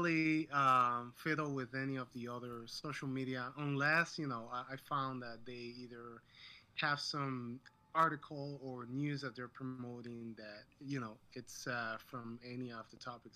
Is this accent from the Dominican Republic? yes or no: yes; Dominican Republic; moved away as an adult; now in Rochester, United States; I'm actually from Dominican Republic, and I moved here to the States, I want to say, 13 years ago.